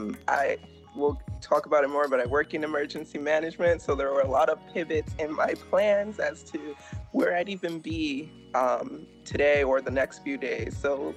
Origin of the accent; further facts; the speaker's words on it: Rhode Island, United States; moved away as an adult; also born or lived in Massachusetts / Connecticut; now in Atlanta, United States; I am originally from Rhode Island, a proud Rhode Islander coming from the smallest state. I've spent most of my time working and living up in the Northeast in either Rhode Island, Massachusetts, or Connecticut. I've recently relocated to Atlanta, Georgia.